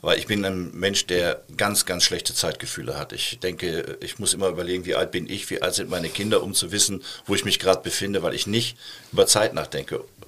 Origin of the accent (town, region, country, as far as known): Essen, North Rhine-Westphalia, Germany; now in Cologne, Germany